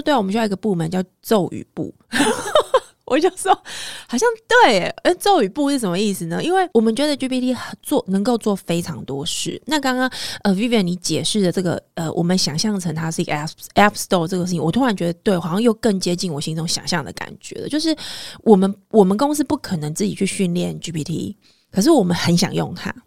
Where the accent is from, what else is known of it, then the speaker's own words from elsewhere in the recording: Taiwan; 我们在台湾有非常多的这个科系学校